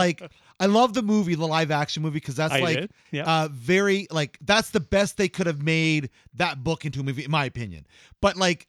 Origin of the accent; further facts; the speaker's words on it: London, Ontario, Canada; I'm not from Toronto, Canada. I'm from London.